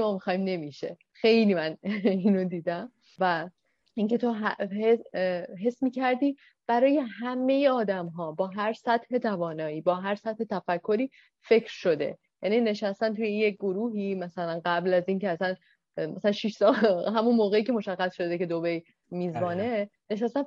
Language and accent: Persian; Iran; ما به عنوان یک ایرانی